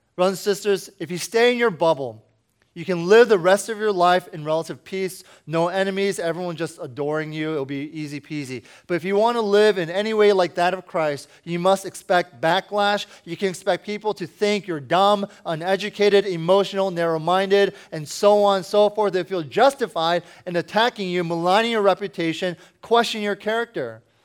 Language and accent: English; Washington, District of Columbia, United States